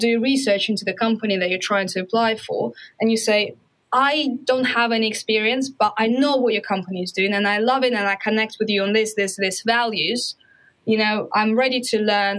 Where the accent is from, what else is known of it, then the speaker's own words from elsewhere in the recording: Russia; moved away; I'm Russian and this is the part of me.